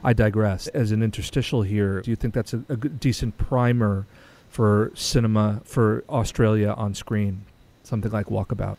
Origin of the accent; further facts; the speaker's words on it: United States; as an American